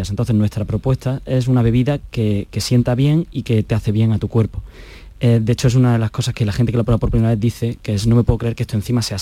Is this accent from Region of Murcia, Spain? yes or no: no; Granada, Andalusia, Spain; Sí, eh, yo soy de aquí de Granada.